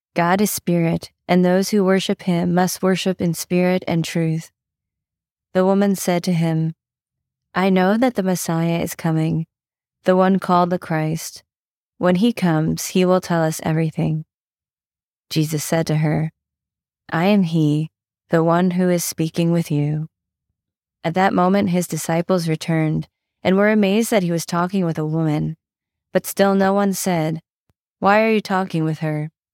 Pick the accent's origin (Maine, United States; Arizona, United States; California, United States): Maine, United States; I grew up in Maine